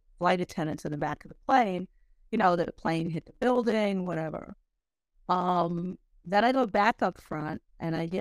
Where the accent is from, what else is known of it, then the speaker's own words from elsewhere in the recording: Long Island, New York, United States; I was raised on Long Island. I'm a true New Yorker.